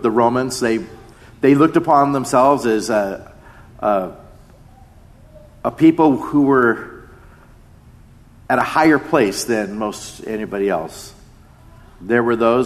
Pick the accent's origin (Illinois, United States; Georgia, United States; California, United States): California, United States; Mission Viejo; Being half Japanese growing up in Mission Viejo